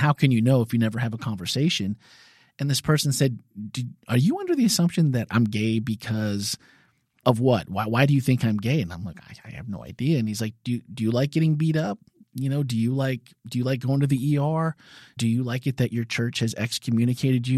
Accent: Midwest, United States; growing up in the Midwest, being gay was definitely a crime.

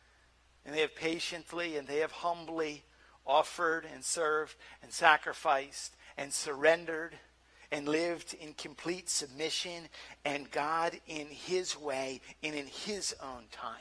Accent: Nova Scotia, Canada; Kid growing up in Nova Scotia, and we grew up in a Christian camp.

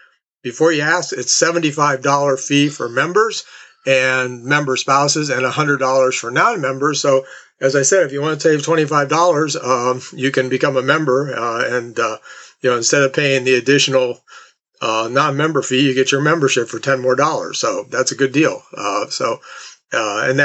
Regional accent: Canton, Ohio, United States; since I'm from Canton

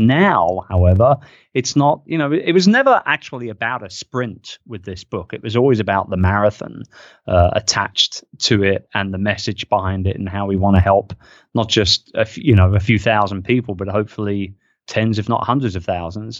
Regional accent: United Kingdom; I'm a Brit

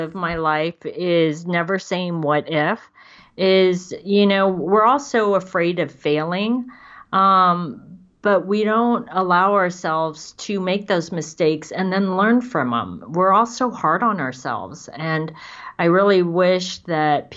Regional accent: San Francisco, California, United States; moved away as an adult; I grew up in San Francisco. And so I was living in San Francisco at the time.

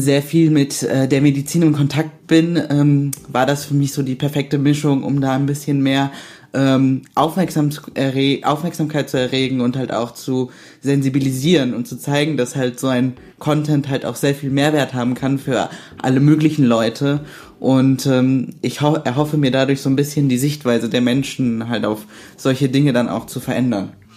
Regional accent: Düsseldorf, North Rhine-Westphalia, Germany; moved away as an adult; now in Cologne, Germany; bin eigentlich aus Düsseldorf und wohne und studiere aber in Köln

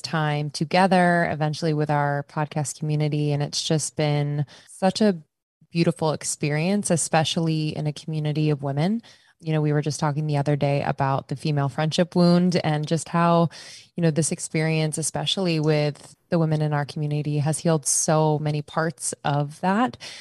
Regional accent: Pennsylvania, United States; moved away as an adult; also born or lived in Boston / New York / Los Angeles; I'm from the East Coast, Pennsylvania. Uh, spent most of my life on the East Coast

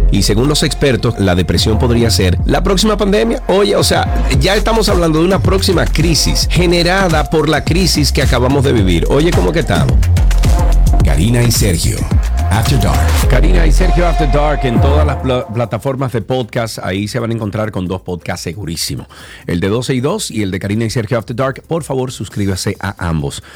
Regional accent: Santiago de los Caballeros, Santiago, Dominican Republic; Yo soy de Santiago

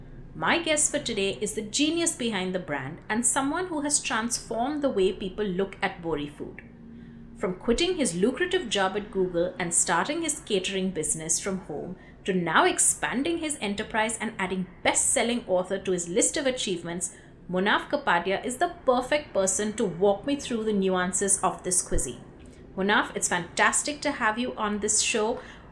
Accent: Mumbai, Maharashtra, India; And having been born and brought up in Mumbai, you see it.

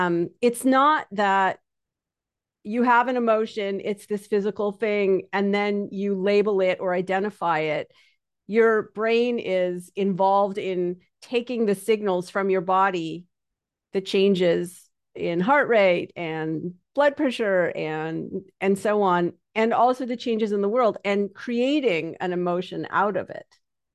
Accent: Canada; because I'm Canadian, but anybody who talks to me will think I'm from New York.

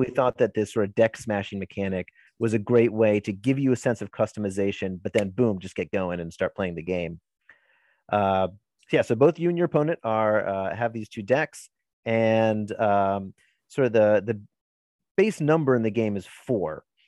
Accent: Maryland, United States; born and bred from Maryland

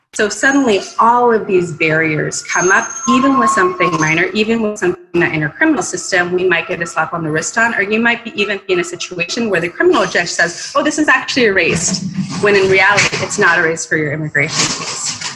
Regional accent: Mexico; now in United States; I'm also an immigrant myself. I was born in Mexico.

